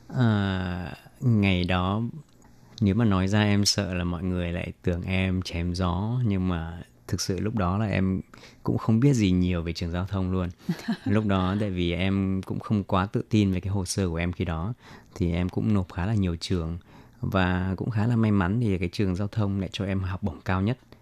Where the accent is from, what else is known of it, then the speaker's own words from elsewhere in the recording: Vietnam; moved away as an adult; now in Taiwan; mình người Việt mà mình từ nhỏ đến lớn ăn đồ ăn Việt Nam